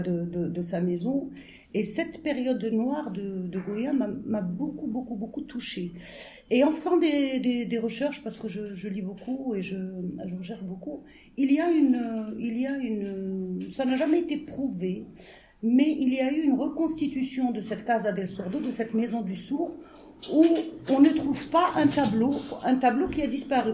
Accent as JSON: {"language": "French", "country": "Algeria", "said": "ce qu'on est en tant qu'Algérien"}